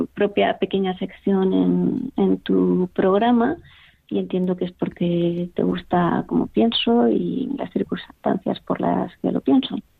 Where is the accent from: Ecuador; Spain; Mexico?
Spain; Valencia, Valencian Community; now in Pamplona, Spain; soy original de Valencia, pero en realidad nací aquí